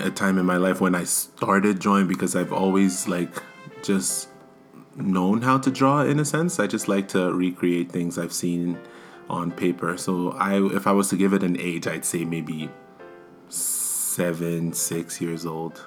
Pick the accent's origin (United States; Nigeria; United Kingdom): Nigeria; now in Canada; I'm from Nigeria, like you, my sister, Dada Pepple.